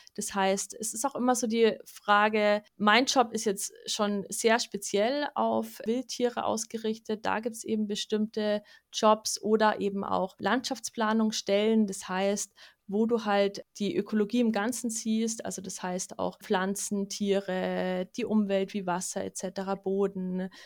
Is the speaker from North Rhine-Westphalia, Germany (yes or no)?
no; Munich, Bavaria, Germany; in meiner Stadt, also wo ich aufgewachsen bin in München